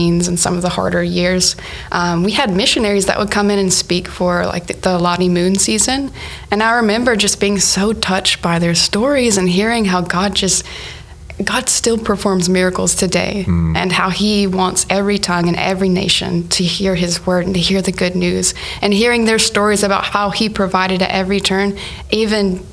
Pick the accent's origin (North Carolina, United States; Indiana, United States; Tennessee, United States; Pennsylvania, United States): North Carolina, United States; Hickory; I grew up in Hickory, North Carolina, really small town by the mountains